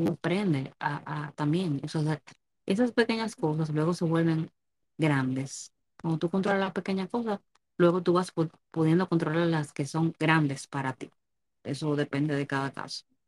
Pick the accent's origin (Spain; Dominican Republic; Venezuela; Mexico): Dominican Republic